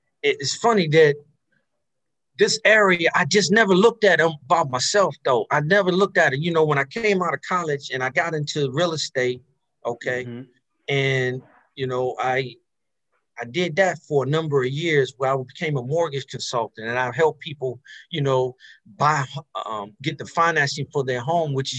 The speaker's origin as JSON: {"language": "English", "region": "Maryland", "country": "United States", "also_born_or_lived": "California", "moved": "yes", "said": "I'm from Maryland. And so in the DC area"}